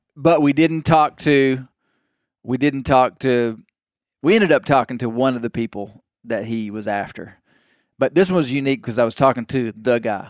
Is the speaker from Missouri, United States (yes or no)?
no; Mena, Arkansas, United States; from my hometown